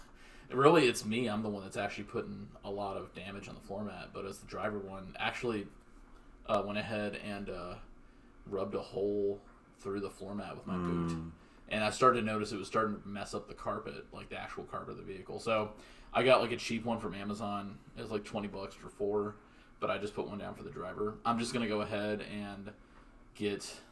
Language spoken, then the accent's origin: English; Texas, United States; moved away; I'm from Texas